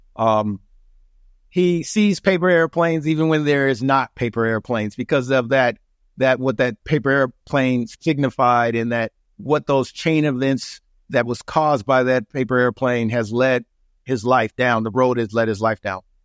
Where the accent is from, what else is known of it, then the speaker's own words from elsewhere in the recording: Seattle, Washington, United States; moved away as an adult; also born or lived in Atlanta, Georgia / Minneapolis; now in San Diego, United States; I'm originally from Seattle, Washington